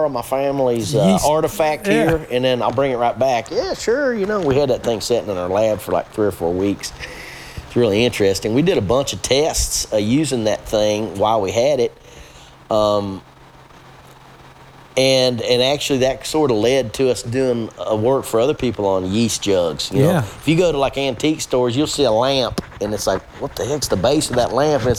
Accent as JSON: {"language": "English", "region": "South Central Kentucky", "country": "United States", "tie": "born or raised there", "also_born_or_lived": "Covington, Kentucky", "accent": "hillbilly"}